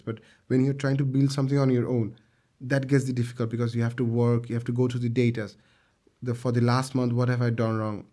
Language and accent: English; Bangladesh; we come from a garments factory country